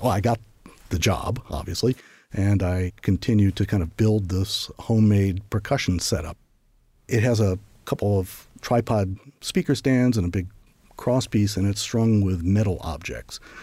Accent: St. Louis, Missouri, United States; moved away as an adult; also born or lived in Iowa / Paris, France; I'd grown up in Saint Louis and Iowa

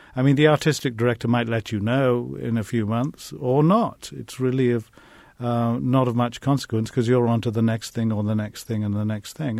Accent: England, United Kingdom; growing up in England in the 1950s

